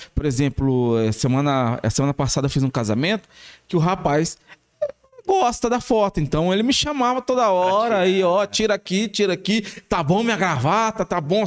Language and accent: Portuguese; São Paulo, Brazil; moved away as an adult; also born or lived in Araraquara; now in Batatais, Brazil; Eu sou de São Paulo.